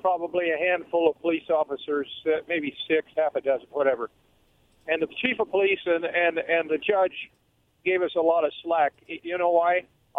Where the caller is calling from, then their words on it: Umatilla, United States; Oh, Sparky's back from Umatilla.